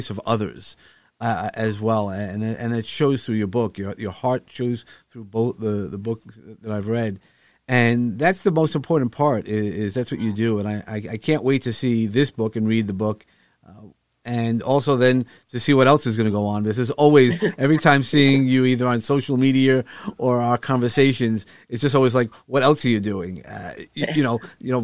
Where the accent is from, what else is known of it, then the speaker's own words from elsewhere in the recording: New York, United States; living as a New Yorker, New Yorker all my life